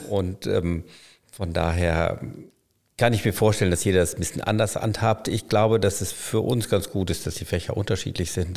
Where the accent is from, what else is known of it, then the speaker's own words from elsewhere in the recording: Münster, North Rhine-Westphalia, Germany; ich komme aus Münster